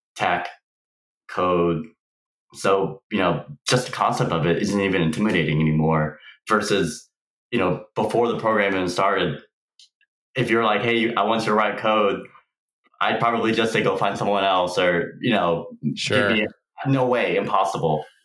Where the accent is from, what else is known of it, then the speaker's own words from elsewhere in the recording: Houston, Texas, United States; moved away as an adult; now in San Diego, United States; I was actually born and raised in Houston, Texas